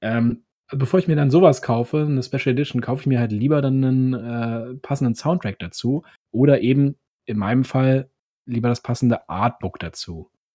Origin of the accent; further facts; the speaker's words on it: Berlin, Germany; Ich komme ja aus dem Osten, also Ostberlin. Und ähm, da bin ich auch im Kindergarten gewesen und alles.